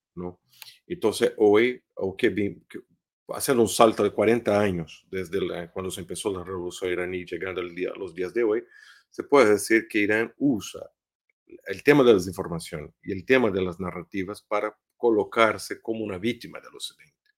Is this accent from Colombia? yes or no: no; Brazil; Spanish is a second language; Brasil, por ejemplo, que es mi país de origen